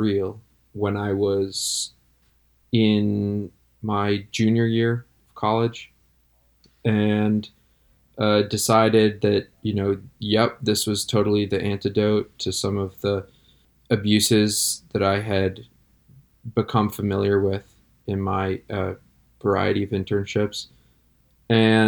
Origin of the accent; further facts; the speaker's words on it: Connecticut, United States; growing up in Connecticut